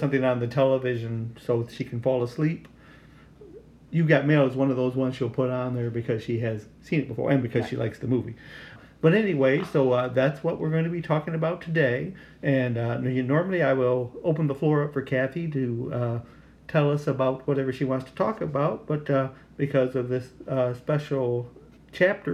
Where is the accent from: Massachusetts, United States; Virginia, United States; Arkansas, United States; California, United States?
Arkansas, United States; I was from Arkansas, so that was just about almost like another country.